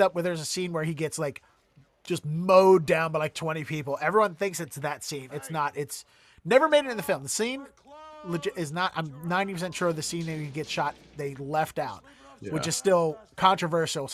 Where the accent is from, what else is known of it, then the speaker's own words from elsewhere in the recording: Baltimore, Maryland, United States; now in Boston, United States; growing up in Baltimore